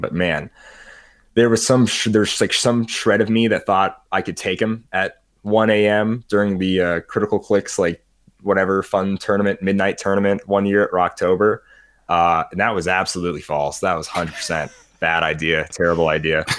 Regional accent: United States; I'm an American

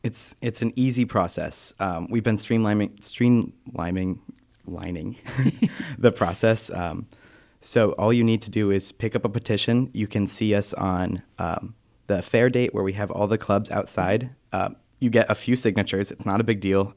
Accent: Northampton, Massachusetts, United States; moved away as an adult; now in Keene, United States; I'm from Northampton, Mass, just about an hour south from here

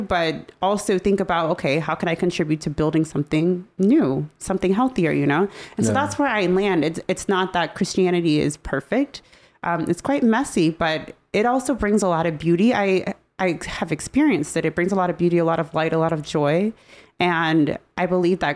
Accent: United States; I'm a part of the United States

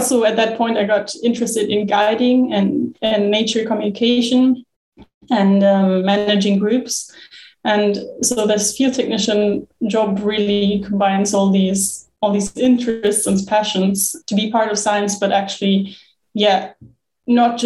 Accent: Germany; moved away; also born or lived in Bonn; I'm originally from Germany, where I studied geography in my bachelor's and master's in Bonn. And I'm from quite a flat part where there's no mountains, no glaciers.

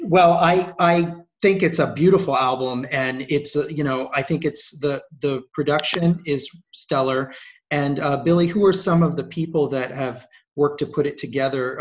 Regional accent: Rio de Janeiro, Brazil; moved away; grew up in in Rio, Rio de Janeiro

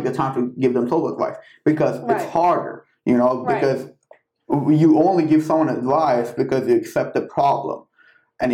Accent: Iran

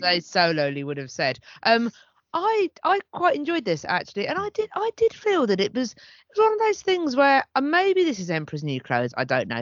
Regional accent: United Kingdom; as a British person

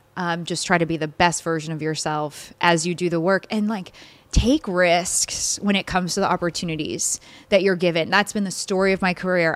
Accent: Baton Rouge, Louisiana, United States; moved away; I'm born and raised in Baton Rouge

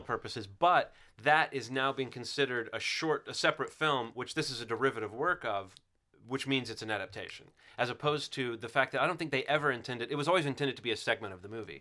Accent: Alabama, United States; growing up in Alabama

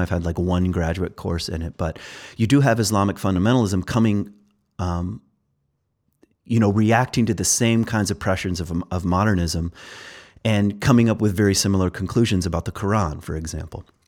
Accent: Virginia, United States; I'm from Virginia

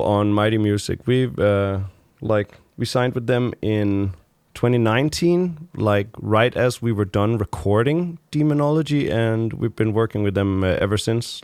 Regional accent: Frederikshavn, North Denmark Region, Denmark; moved away; I grew up there for, like, the first, uh, many years of my life

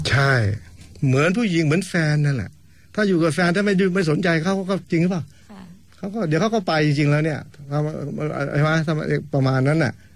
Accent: Isan, Thailand; moved away as an adult; also born or lived in Denver, Colorado, United States; ผมพูดภาษาลาวได้ด้วยมคนอีสาน

